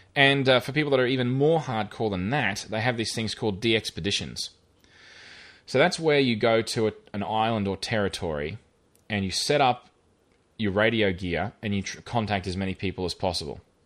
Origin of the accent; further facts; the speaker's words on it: Rockhampton, Queensland, Australia; where I grew up in Rockhampton